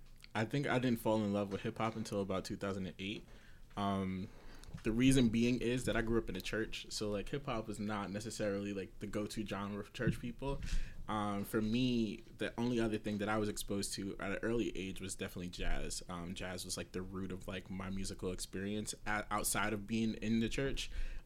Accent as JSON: {"language": "English", "town": "New York City", "region": "New York", "country": "United States", "tie": "born or raised there", "said": "growing up in Queens"}